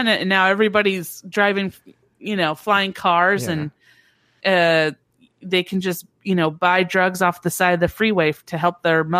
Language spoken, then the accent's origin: English; Orange County, California, United States; I'm from Orange County. I live with my aunt, who's